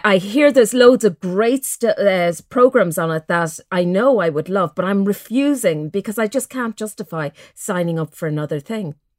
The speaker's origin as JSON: {"language": "English", "town": "Mullingar", "region": "Leinster", "country": "Ireland", "tie": "born or raised there", "said": "growing up in Mullingar"}